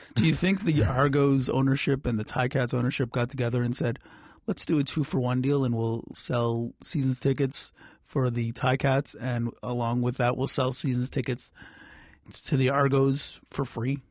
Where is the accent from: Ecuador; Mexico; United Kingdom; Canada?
Canada; Oakville, Ontario; I grew up in Oakville